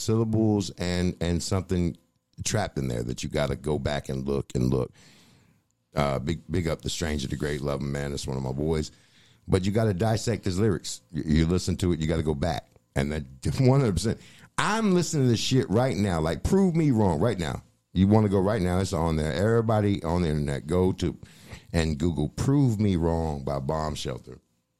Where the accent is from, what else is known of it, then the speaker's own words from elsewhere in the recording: Boston, Massachusetts, United States; born there; I mean, I was born in Boston.